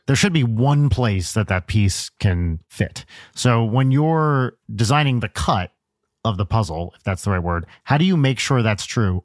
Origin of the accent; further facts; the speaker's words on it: Pompton Lakes, New Jersey, United States; I'm from Pompton Lakes, which is, like, up, up north